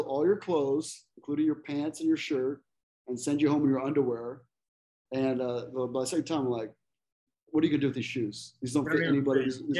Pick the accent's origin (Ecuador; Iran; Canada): Ecuador; moved away as an adult; also born or lived in El Salvador / Costa Rica; now in United States; Well, I grew up in Ecuador mostly. Ecuador, Salvador, and Costa Rica, but majority was in Ecuador. And then I moved to the States to come to go to college, and I was, you know, I was 18 or whatever.